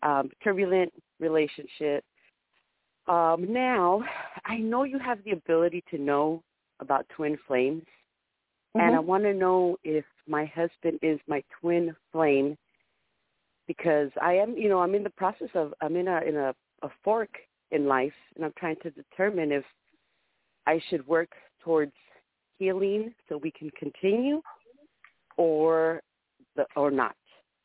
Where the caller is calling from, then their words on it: San Diego, California, United States; from San Diego, California.